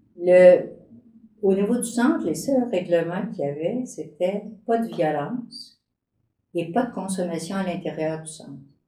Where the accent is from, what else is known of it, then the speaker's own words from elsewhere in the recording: native village near Granby, Quebec, Canada; dans mon village natal, la belle municipalité de Denham